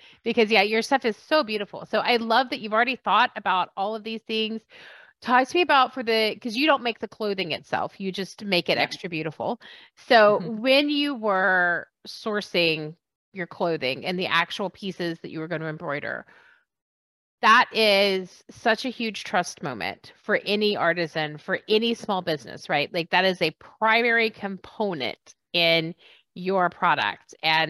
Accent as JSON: {"language": "English", "country": "United States", "said": "I'm American, so relatively speaking, they're all terrible."}